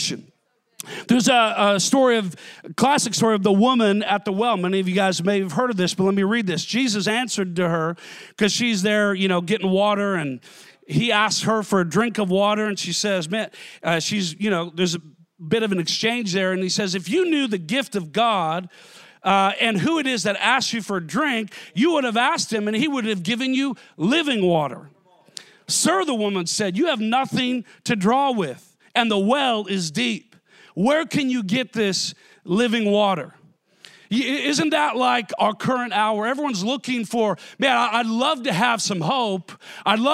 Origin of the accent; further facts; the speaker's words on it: Minnesota, United States; I grew up in Minnesota, so everything was freshwater lakes